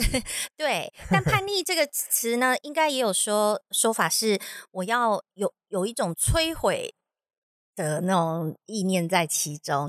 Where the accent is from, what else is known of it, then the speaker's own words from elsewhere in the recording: Taiwan; moved away as an adult; 我从小在台湾的教育体制长大